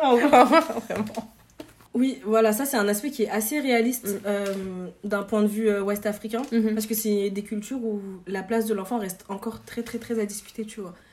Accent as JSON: {"language": "French", "country": "Mali", "said": "moi je suis malienne"}